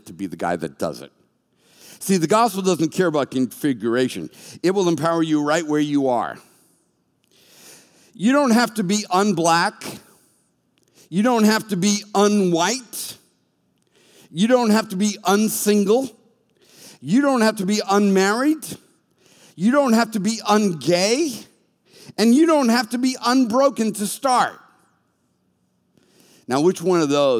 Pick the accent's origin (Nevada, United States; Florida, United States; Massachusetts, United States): Massachusetts, United States; Boston; moved away; I was from Boston